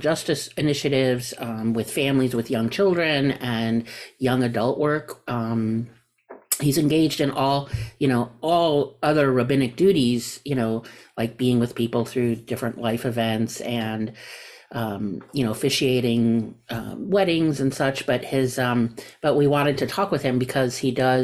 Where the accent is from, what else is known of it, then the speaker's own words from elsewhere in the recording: New York, United States; I'm a New Yorker